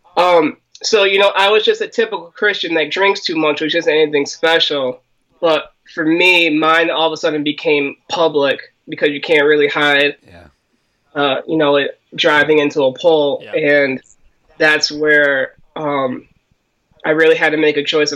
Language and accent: English; Waterbury, Connecticut, United States; I'm from Connecticut, Waterbury, Connecticut. Been born and raised here.